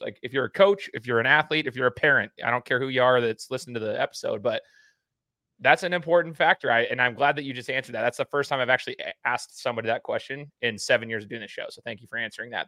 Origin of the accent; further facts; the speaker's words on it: Meridian, Idaho, United States; also born or lived in Brazil; I'm from Meridian, Idaho